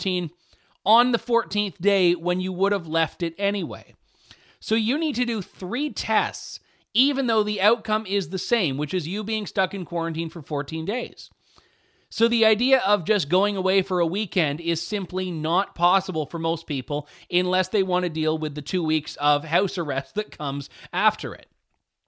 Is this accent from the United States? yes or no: no; Canada; I'm a Canadian